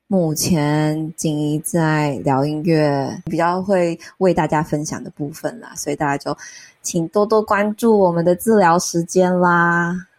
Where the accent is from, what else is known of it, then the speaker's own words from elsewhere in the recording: central Taiwan, Taiwan; 我是中部人，所以我就是在台中的这个市场在搜寻